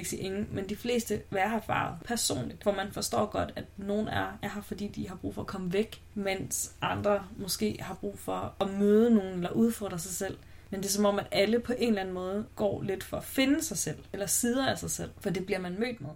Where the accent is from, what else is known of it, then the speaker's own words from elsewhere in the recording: Aalborg, North Denmark Region, Denmark; jeg er fra Aalborg